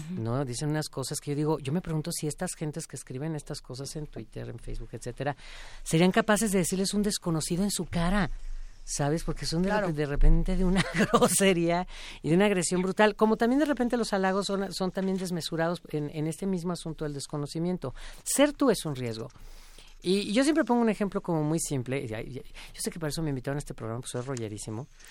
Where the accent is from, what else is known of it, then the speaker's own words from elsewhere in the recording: Mexico; siendo un cantante mexicano haciendo música mexicana